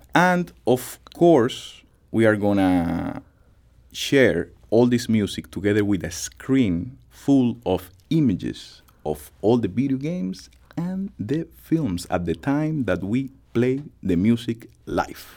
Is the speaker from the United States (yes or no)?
no; Dominican Republic; moved away; my country, the Dominican Republic